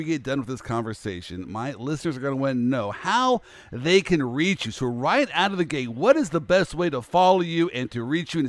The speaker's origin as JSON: {"language": "English", "town": "Kansas City", "region": "Missouri", "country": "United States", "tie": "born or raised there", "said": "I grew up in the Midwest, Kansas City"}